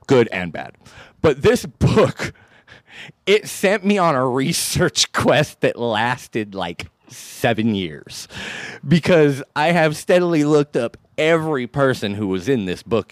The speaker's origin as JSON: {"language": "English", "town": "San Diego", "region": "California", "country": "United States", "said": "I'm from San Diego"}